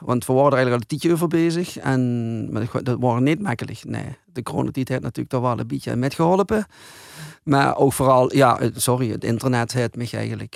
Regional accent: Hulsberg, Limburg, Netherlands; also born or lived in Arensgenhout; Ik ben van Hulsberg. Maar ik heb daar jaren gewoond.

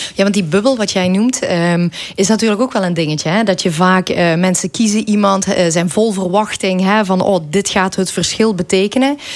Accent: Belgian Limburg, Flanders, Belgium; moved away as an adult; now in Netherlands; als Belg, ik woon ondertussen al dik 20 jaar in Nederland, maar je blijft toch wel die Belg, hè, die Limburgse Belg.

